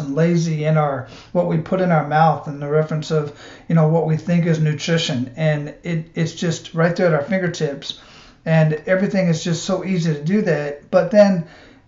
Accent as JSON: {"language": "English", "town": "Phoenix", "region": "Arizona", "country": "United States", "tie": "born or raised there", "also_born_or_lived": "Panama / Hawaii / Big Sur", "moved": "as an adult", "lives_now": "Tampa, United States", "said": "that's where I was born and raised"}